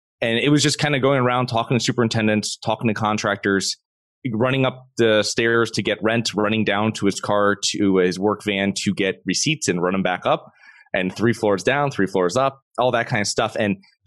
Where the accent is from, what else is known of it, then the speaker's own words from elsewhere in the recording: Connecticut, United States; moved away as an adult; now in Florida, United States; I'm originally from Connecticut. I moved down to Florida in 2012